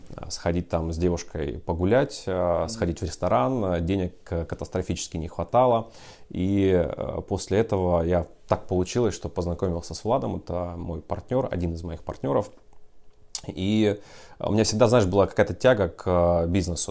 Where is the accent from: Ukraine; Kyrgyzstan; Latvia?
Ukraine; moved away as an adult; also born or lived in Horlivka; now in Russia; я сам из Украины